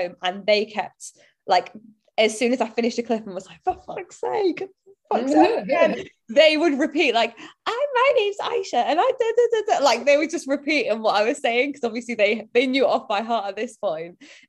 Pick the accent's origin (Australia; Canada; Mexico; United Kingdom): United Kingdom; Bolton, North West England; accent: Bolton; And I tried to change my accent. Now, naturally, over time, it has diluted as I've not lived there. But I just look back and I think it's such a shame because now I hear like my friends who stayed there and my family, and I love the Bolton accent